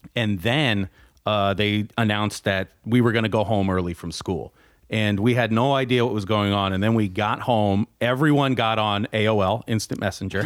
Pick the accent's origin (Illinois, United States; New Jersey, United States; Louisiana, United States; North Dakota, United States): New Jersey, United States; I grew up in North Jersey, which is essentially a suburb of New York City